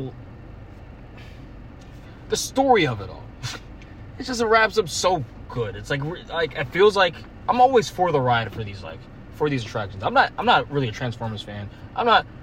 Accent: Virginia, United States; from Virginia

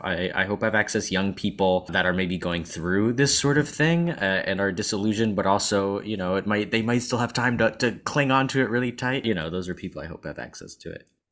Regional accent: San Antonio, Texas, United States; moved away as an adult; I'm from San Antonio

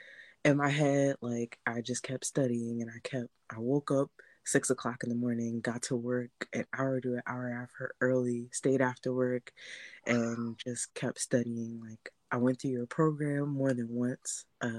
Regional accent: New Jersey, United States; now in Philadelphia, United States; I moved to Philly from Jersey

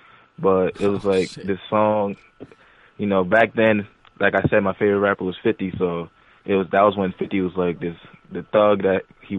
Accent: New Britain, Connecticut, United States; also born or lived in Newark, New Jersey; I'm from New Britain, Connecticut, but I was born in Newark, New Jersey.

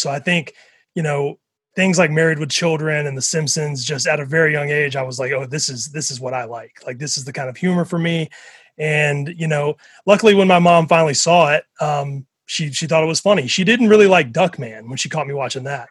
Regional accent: Mississippi, United States; I grew up in Mississippi

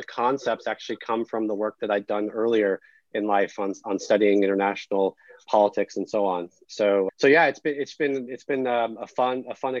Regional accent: Denver, Colorado, United States; moved away as an adult; also born or lived in United Kingdom / South Africa / Australia; I'm originally from Denver, Colorado, and moved out east for college.

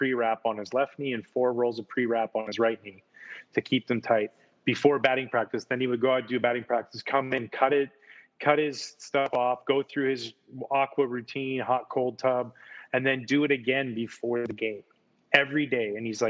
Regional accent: Pacific Northwest, United States; I grew up in the Northwest, so we got a lot of Mariners games.

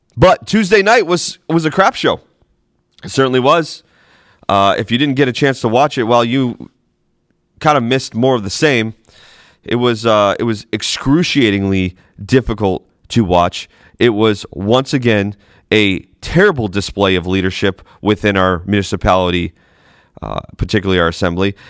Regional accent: Boston, Massachusetts, United States; moved away; I'm from New England originally, Boston.

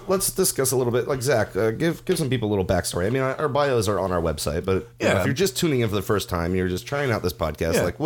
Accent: Central Florida, United States; I was born and raised right here in Central Florida

